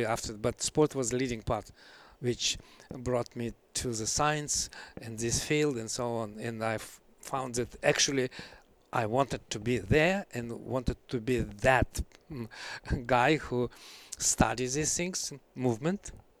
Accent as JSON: {"language": "English", "region": "Siberia", "country": "Russia", "tie": "born or raised there", "also_born_or_lived": "Kamchatka", "second_language": "English", "said": "I was born in Siberia and traveled to the Far East on Kamchatka."}